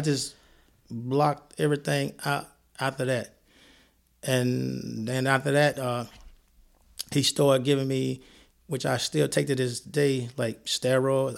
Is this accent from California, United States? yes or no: no; Columbia, Mississippi, United States; moved away as an adult; also born or lived in New Jersey; now in Madison, United States; I'm from Columbia, Mississippi, home of Walter Payton, a football player, where I moved then to New Jersey